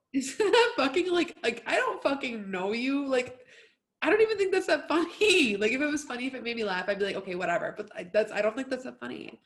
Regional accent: United States; we're American

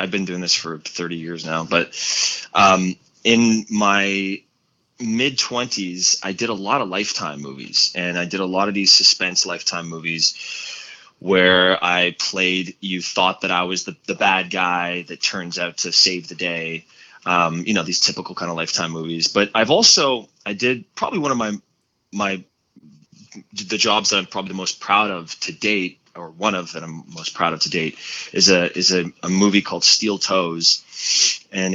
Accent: Montreal, Quebec, Canada; moved away; my hometown of Montreal.

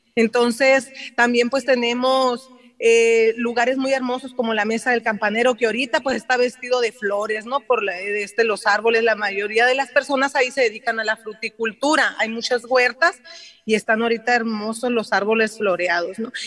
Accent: Yécora, Sonora, Mexico; also born or lived in Ciudad Obregón; yo soy nativa de de Yécora, mi mamá es de Guzamopa, pero mi papá es de, es de Yécora, allí nací yo en Yécora, Allí cursé mi primaria y mi secundaria

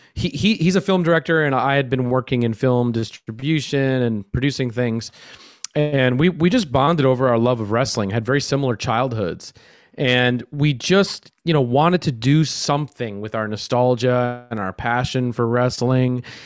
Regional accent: Minneapolis, Minnesota, United States; I'm I'm from Minneapolis, Minnesota.

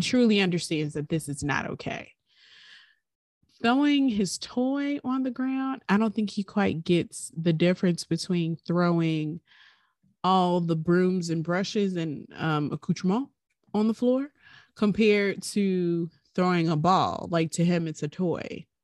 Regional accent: Highland Park, United States; growing up in Highland Park on Carolina Avenue

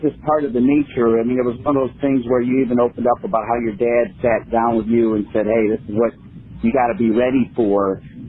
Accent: Northwest Ohio, United States; I was raised in Northwest Ohio, where upon reflection, I realized I didn't see a whole lot of people of color

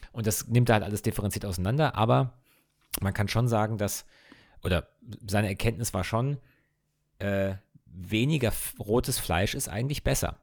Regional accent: Ingelheim, Rhineland-Palatinate, Germany; wir kommen ja aus Ingelheim, was ja in der Nähe von Mainz ist

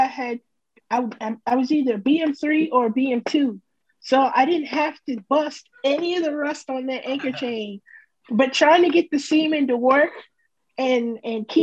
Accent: Mount Dora, Florida, United States; moved away as an adult; also born or lived in White Plains, New York / Virginia / Alabama; now in Meridian, United States; I turned 10, I'm from Florida now. Okay. So when I got to the ship, I used to tell people I was from Florida. I'm from a small town called Mount Dora

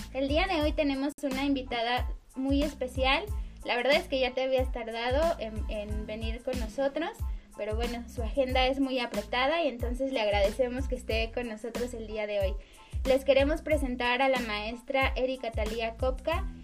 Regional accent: Mexico; como mexicanos

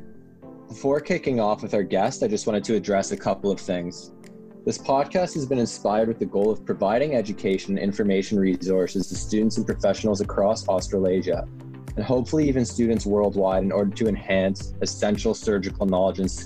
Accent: Toronto, Ontario, Canada; Toronto, where I'm from

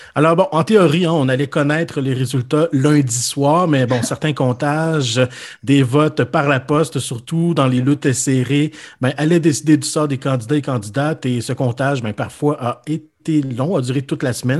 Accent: Quebec City, Quebec, Canada; j'ai grandi à Québec

